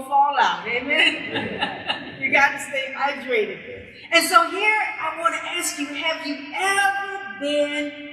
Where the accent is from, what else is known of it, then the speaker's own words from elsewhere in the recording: Columbia, South Carolina, United States; I am from Colombia, okay? And it's hot.